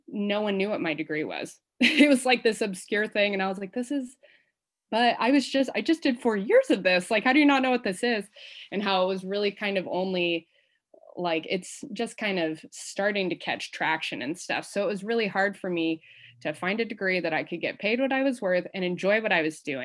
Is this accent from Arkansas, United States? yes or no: no; the Bay Area, California, United States; also born or lived in Hawaii; now in Oregon, United States; I'm from the Bay Area originally